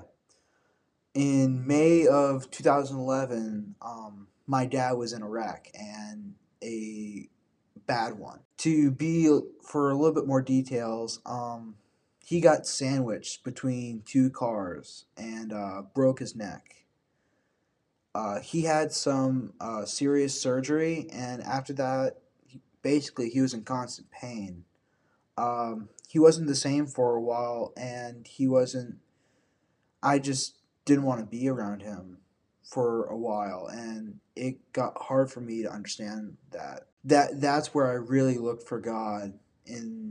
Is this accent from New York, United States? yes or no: no; Tampa, Florida, United States; now in Evans, United States; I was born in Tampa, Florida, not Augusta